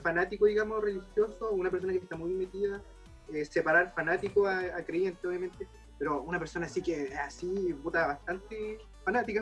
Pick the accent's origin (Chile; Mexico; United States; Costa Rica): Chile; como chileno